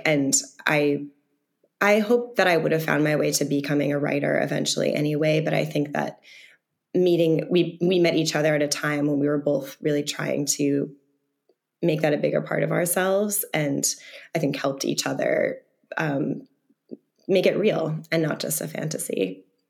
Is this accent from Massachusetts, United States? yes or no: yes; the Berkshires, Massachusetts, United States; I'm from the Berkshires, um, a very rural part of Massachusetts.